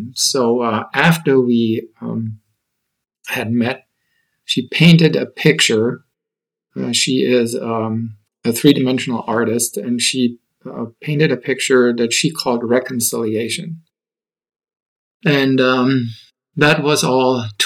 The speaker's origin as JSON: {"language": "English", "town": "Nuremberg", "region": "Bavaria", "country": "Germany", "tie": "born or raised there", "also_born_or_lived": "Austin", "moved": "as an adult", "said": "I was born and raised in Germany, and Nuremberg is my hometown"}